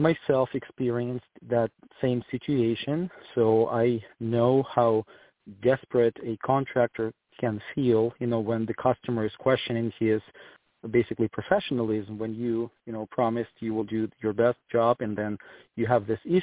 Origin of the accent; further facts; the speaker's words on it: Ukraine; moved away as an adult; also born or lived in Germany / Switzerland / Portland; now in Greenville, United States; I am originally from Ukraine. I moved to the United States in 2008.